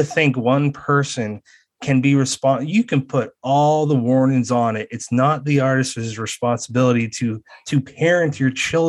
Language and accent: English; Massachusetts, United States; I was telling one of my best friends in Massachusetts, my home state.